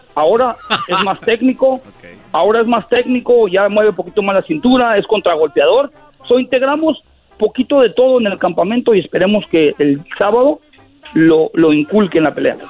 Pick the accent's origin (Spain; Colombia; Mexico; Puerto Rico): Mexico; Michoacán; moved away; Yo nací en Michoacán, en un pueblito en el cerro